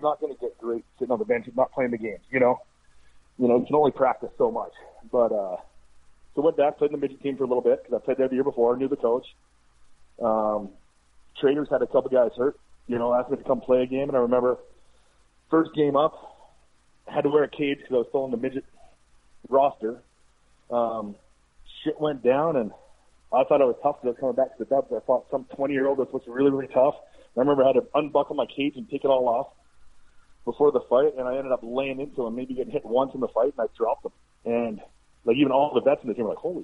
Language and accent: English; Two Hills, Alberta, Canada; growing up in Two Hills